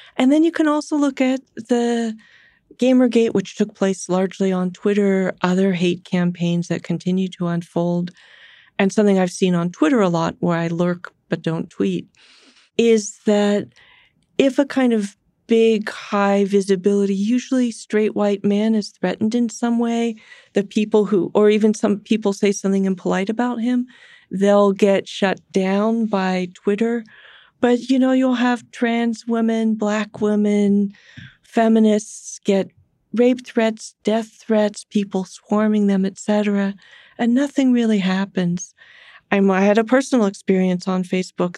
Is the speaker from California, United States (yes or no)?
yes; San Francisco, California, United States; I'm a Californian, I'm a San Franciscan, I've grown up my whole life